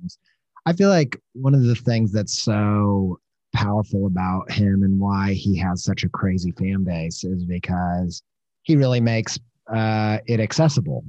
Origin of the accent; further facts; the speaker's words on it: Midwest, United States; growing up in the Midwest